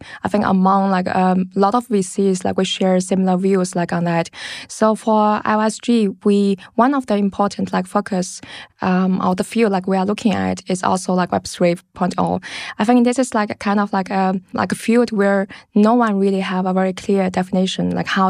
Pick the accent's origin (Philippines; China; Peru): China; English is a second language; also born or lived in London, United Kingdom; now in Berlin, Germany; And actually I grew up like in China. I studied and worked in London. And then like in 2015, I moved to Berlin.